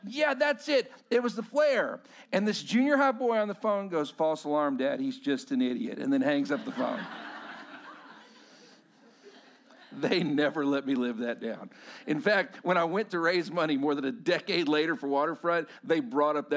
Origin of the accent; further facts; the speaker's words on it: Lubbock, Texas, United States; also born or lived in Post, Texas; I grew up in Lubbock, Texas, which was 45 minutes away